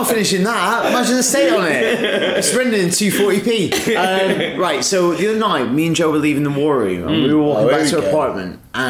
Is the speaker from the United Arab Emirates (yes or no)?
no; United Kingdom; we're not very confrontational people, and we're awkward, and we're British.